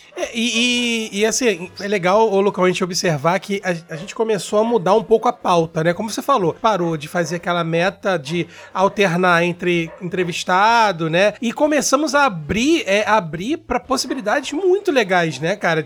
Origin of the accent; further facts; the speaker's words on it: Rio de Janeiro, Brazil; Eu sou do Rio de Janeiro